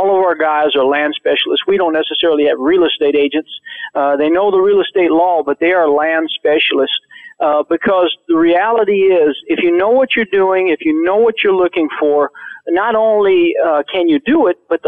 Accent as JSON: {"language": "English", "region": "Florida", "country": "United States", "tie": "born or raised there", "said": "I grew up in the South, in Florida"}